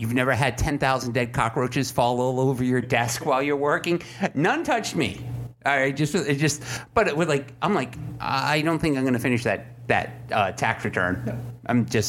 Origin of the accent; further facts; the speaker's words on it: New England, United States; accent: New England; Are you making fun of my New England accent?